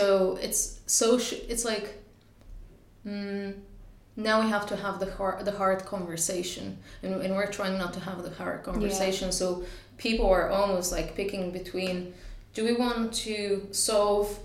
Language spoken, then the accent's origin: English; Bulgaria; now in Ireland; my home country, Bulgaria